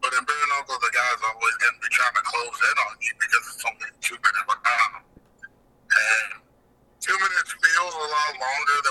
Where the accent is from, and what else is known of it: Albuquerque, New Mexico, United States; born or raised there